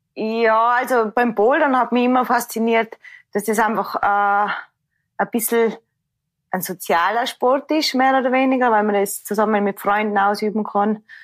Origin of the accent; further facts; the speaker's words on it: Tyrol, Austria; ich bin aus dem Tirol